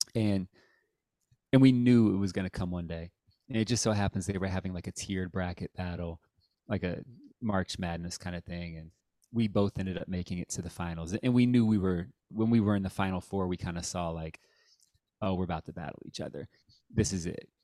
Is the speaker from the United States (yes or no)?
yes; Dayton, Ohio, United States; moved away as an adult; also born or lived in Cincinnati, Ohio / Columbus, Ohio; now in San Diego, United States; I grew up in Dayton